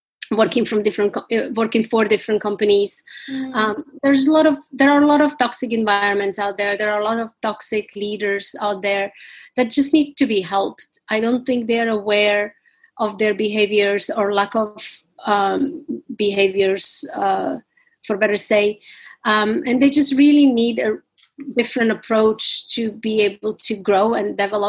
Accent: Slovakia; moved away as an adult; also born or lived in Washington, D.C., United States / New York, United States; now in London, United Kingdom; I grew up in Slovakia. Most of my childhood I spent there during the communism

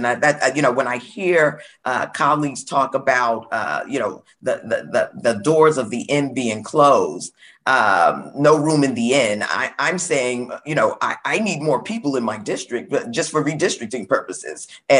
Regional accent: New York City, New York, United States; I'm from Brooklyn, New York.

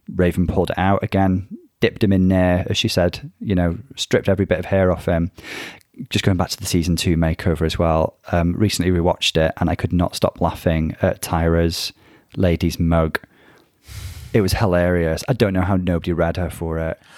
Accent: United Kingdom; I originate from the U K. We both reside here.

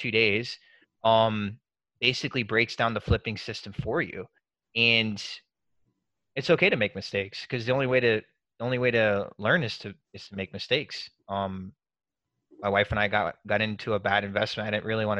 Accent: Murphy, North Carolina, United States; moved away; I'm from Murphy, North Carolina originally.

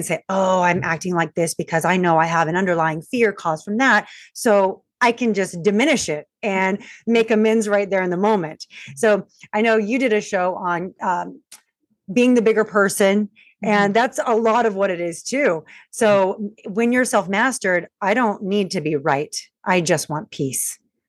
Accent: Long Beach, California, United States; I'm from Long Beach, California.

